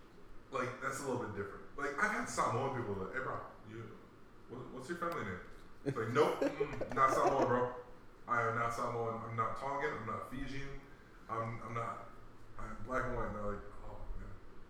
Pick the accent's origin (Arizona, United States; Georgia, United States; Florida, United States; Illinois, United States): Illinois, United States; Chicago; moved away; also born or lived in Hawaii / Virginia; I'm from Chicago, bro.